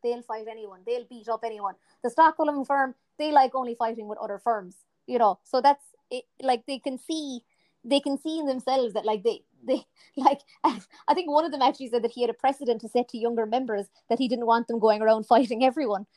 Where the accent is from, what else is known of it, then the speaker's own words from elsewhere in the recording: Ireland; from a purely Irish point of view